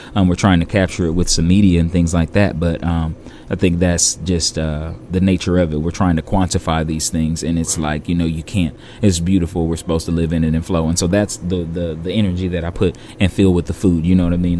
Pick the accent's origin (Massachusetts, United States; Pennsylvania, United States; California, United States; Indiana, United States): California, United States; moved away; I'm from California